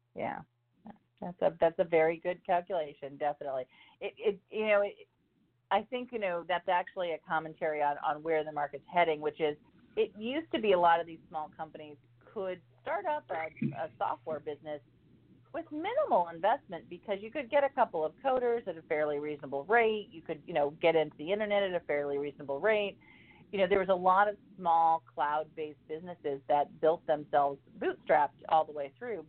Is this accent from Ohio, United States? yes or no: yes; Ohio, United States; now in North Carolina, United States; my hometown of Ohio